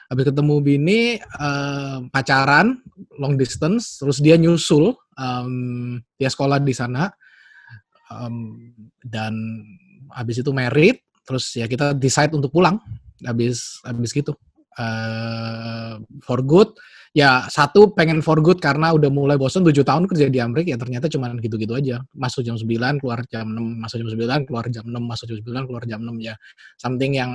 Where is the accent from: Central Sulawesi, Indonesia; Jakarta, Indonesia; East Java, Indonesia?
East Java, Indonesia; Surabaya; moved away; also born or lived in United States; background uh, eh, gue yang menarik gue dari Surabaya, Wong Jowo, kemudian uh, merantau ke Amrik berapa ya, Sepuluh 10 tahun kali ya 10 tahun di Amrik